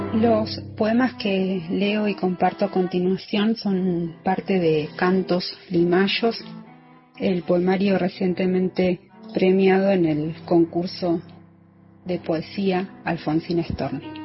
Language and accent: Spanish; Zapala, Neuquén, Argentina; now in Neuquén, Argentina; nací en Zapala en 1977, resido actualmente en la ciudad de Neuquén.